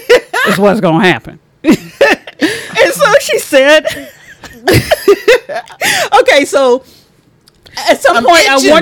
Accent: Texas, United States; And as a Texan

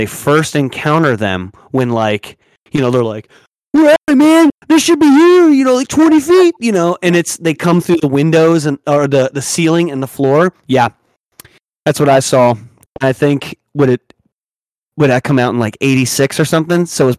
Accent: Paterson, United States; we grew up in Patterson

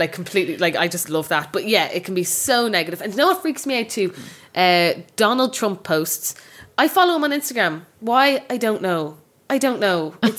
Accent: Bray, Leinster, Ireland; I'm from Bray

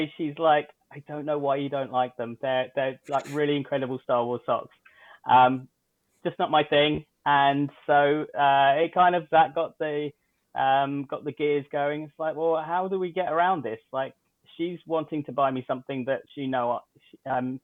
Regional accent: United Kingdom; now in Canada

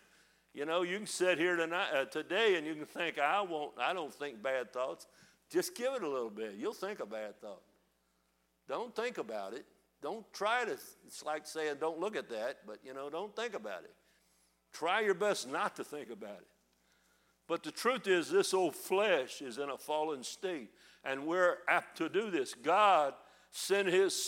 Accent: United States; accent: country hillbilly; I was raised in Northside. My parents were both from down in the lower part of Kentucky

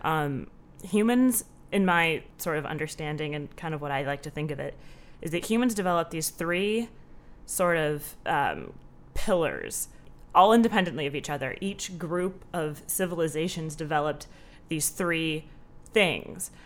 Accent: Southern California, United States; moved away as an adult; now in Chicago, United States; I grew up in Southern California, um, with my mom, my dad, my two sisters

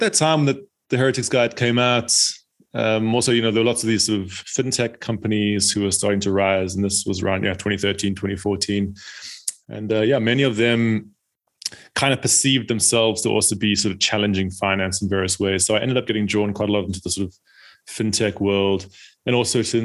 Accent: South Africa; now in United Kingdom; I'm from South Africa originally, and but then I, at some point, moved to the UK

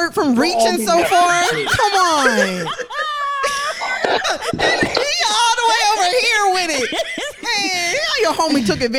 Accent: Nigeria; Because I'm Nigerian, right?

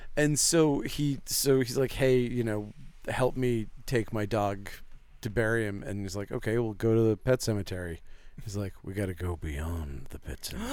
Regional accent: Presque Isle, Maine, United States; born or raised there; accent: Maine

